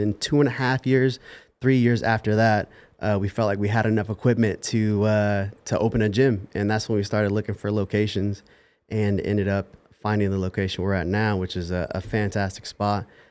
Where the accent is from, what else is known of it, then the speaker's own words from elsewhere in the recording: Las Vegas, Nevada, United States; I was born and raised in Las Vegas